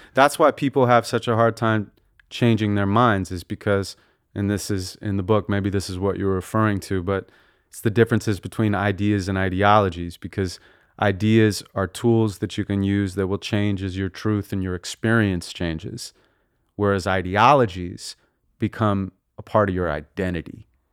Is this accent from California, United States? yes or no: yes; Santa Monica, California, United States; we grew up in Santa Monica and, uh, lived there till I was around twelve